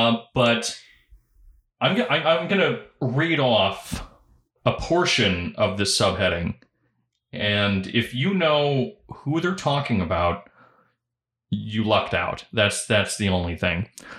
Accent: California, United States; I grew up in Southern California.

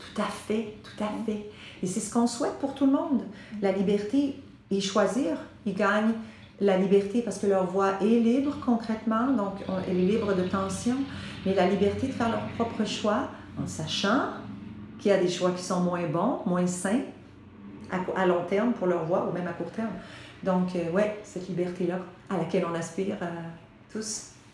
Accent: Quebec, Canada; On baigne dans l'anglais au Québec. Hein, on est saturé, on est entouré euh, du reste du Canada

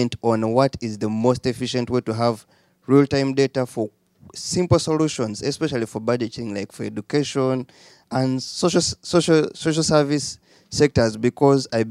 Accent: Uganda; I'm from Uganda, where we have one of the lowest learning, literacy, and proficiency

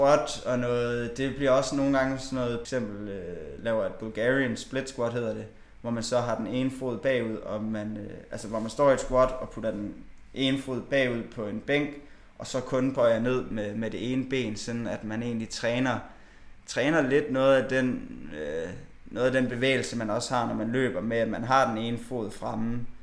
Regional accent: Bjerringbro, Central Denmark Region, Denmark; now in Aarhus, Denmark; vi har også et kanofirma hjemme i Bjerringbro

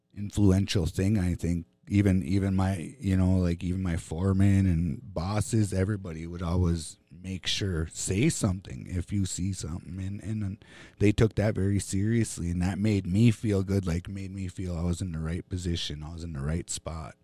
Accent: Fond du Lac Reservation, Minnesota, United States; I grew up here on Fond du Lac

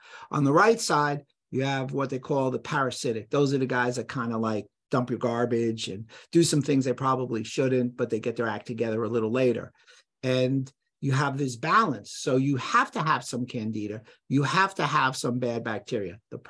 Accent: Bronx, New York, United States; I grew up in the Bronx, so I'll call it a neighborhood.

